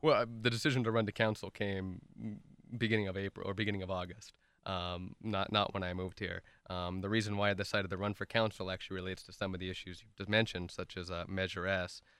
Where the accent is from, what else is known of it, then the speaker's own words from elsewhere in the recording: Irvine, California, United States; also born or lived in Santa Barbara / Washington, D.C.; who actually grew up here in the city of Irvine. I moved here when I was about one years old